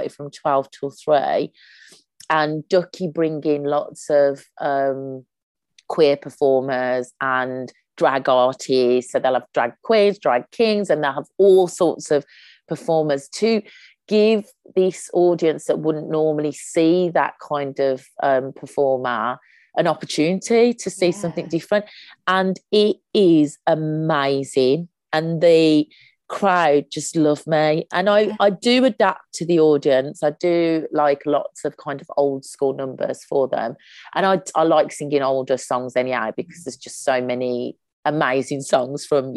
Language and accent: English; Birmingham, West Midlands, United Kingdom; accent: Brummie; moved away as an adult; now in London, United Kingdom; I'm a Brummie. I have to say two things, that I'm a Brummie, and that I also emphasize that I live in London, because I end up missing bookings because my accent's so strong that everyone thinks I'm going back to Birmingham